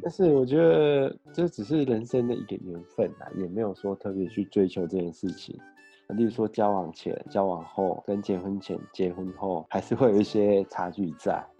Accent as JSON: {"language": "Chinese", "country": "Taiwan", "also_born_or_lived": "Shimokitazawa, Tokyo, Japan", "moved": "yes", "said": "我们台湾的全联百货中心"}